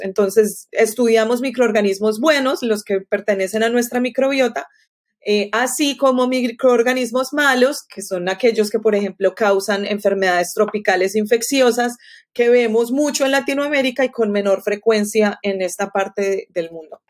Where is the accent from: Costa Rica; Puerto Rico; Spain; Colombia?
Colombia; now in Florida, United States; Yo crecí en Colombia